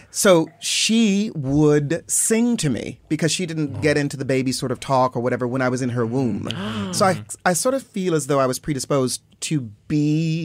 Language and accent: English; Los Angeles, California, United States; also born or lived in St. Louis, Missouri; I was born in St. Louis, mm-hmm. but then sort of raised in Los Angeles, nice. And back and forth